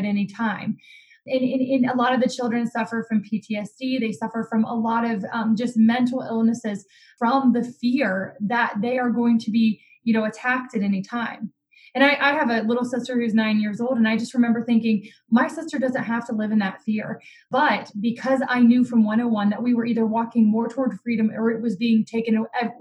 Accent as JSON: {"language": "English", "country": "United States", "said": "as an American, as a Christian, an individual who loves my community"}